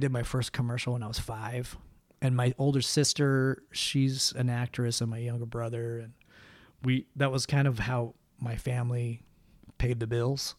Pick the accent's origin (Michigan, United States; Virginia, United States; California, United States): California, United States; Los Angeles; moved away as an adult; also born or lived in Idaho; now in Utah, United States; I grew up here in, in, uh, in L